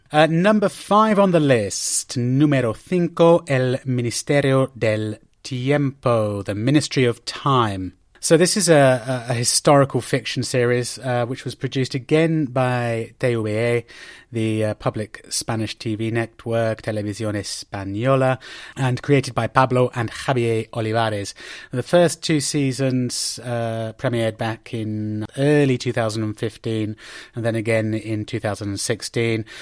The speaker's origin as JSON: {"language": "English", "town": "Oxford", "region": "South East England", "country": "United Kingdom", "tie": "born or raised there", "said": "my hometown uh, in Oxford"}